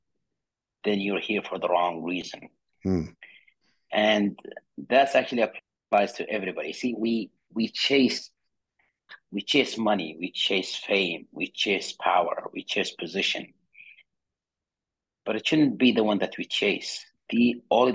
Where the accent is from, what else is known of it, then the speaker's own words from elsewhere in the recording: Saudi Arabia; I was born and raised in Saudi Arabia in a small town on the south side